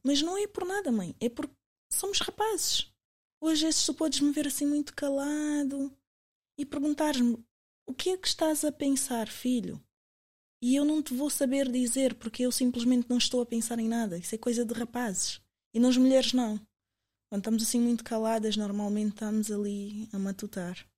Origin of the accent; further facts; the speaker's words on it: Portugal; also born or lived in Angola; eu sou angolana, mas eu cresci em Portugal